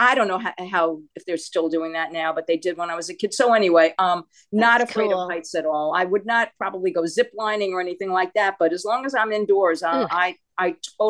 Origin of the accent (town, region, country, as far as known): New York City, New York, United States; born or raised there